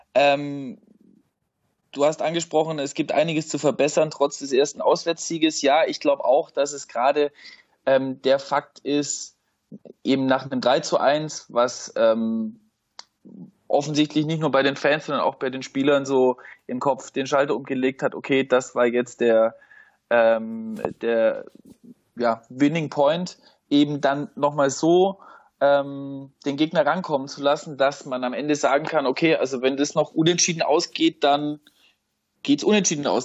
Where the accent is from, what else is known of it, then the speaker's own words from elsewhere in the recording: Schorndorf, Baden-Württemberg, Germany; also born or lived in Leutenbach; aufgewachsen im Umland von Stuttgart, heißt in Leutenbach und Schorndorf